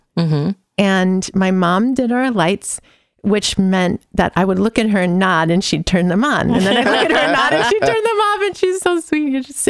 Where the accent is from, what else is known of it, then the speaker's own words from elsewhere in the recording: California, United States; also born or lived in Livermore / San Francisco; I was born in the East Bay in Livermore, California, also because there wasn't a hospital where we were living, which might have been Pleasanton or Alamo. I'm not sure. I don't remember. But then I lived in San Francisco as a kid